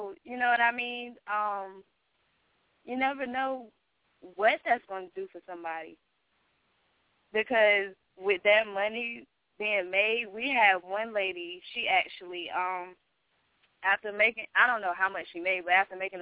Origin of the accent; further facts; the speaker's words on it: Wilmington, North Carolina, United States; moved away; I'm from North Carolina, in Wilmington, North Carolina